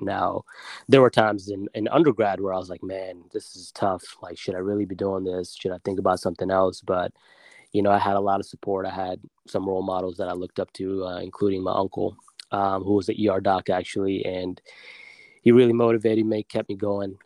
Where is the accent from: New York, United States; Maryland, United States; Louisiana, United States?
Maryland, United States; Silver Spring; also born or lived in Germantown, Maryland / Baltimore, Maryland; born and raised in Maryland. Um, oh, been local. here, yeah, local man. Actually, born at Holy Cross Hospital here in Silver Spring, Maryland